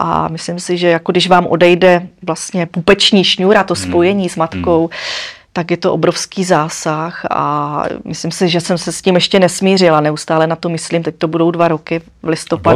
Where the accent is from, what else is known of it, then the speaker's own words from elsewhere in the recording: Moravia, Czechia; jsem holka z Moravy